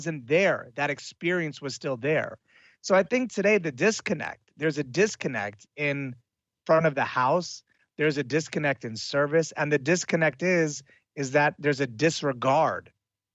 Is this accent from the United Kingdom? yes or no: no; Italy; moved away; I grew up in Italy as well